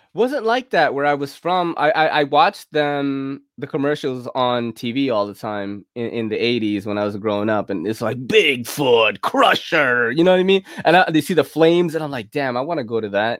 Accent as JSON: {"language": "English", "town": "New York City", "region": "New York", "country": "United States", "tie": "born or raised there", "said": "going to public school in New York City is crazy because you're taking a train when you're like ten."}